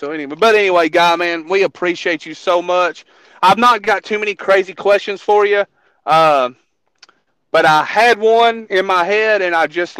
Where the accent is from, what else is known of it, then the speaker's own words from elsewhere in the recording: Waynesburg, Kentucky, United States; And I grew up in Waynesburg, went to Waynesburg Elementary.